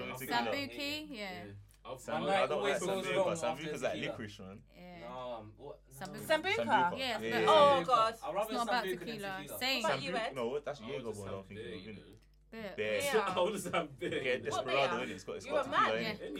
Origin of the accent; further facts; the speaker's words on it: London, United Kingdom; growing up in North London, everyone used to go to Tops. I didn't really go to Topswood Green because I didn't live there. I lived in Bounds Green